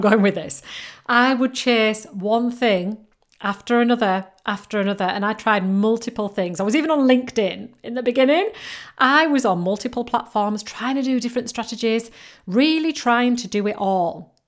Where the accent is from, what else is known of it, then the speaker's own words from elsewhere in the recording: United Kingdom; accent: mixture between Yorkshire and Geordie; I come from and I live right in between Leeds and Newcastle, but right on the coast. So my accent is a little bit of a mixture between Yorkshire and Geordie